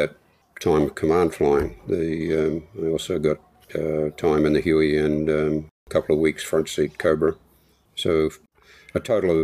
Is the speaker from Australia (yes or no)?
yes; Australia; I was the cute oddity that talked funny, so you get a lot of attention and even pseudo affection through just being an Australian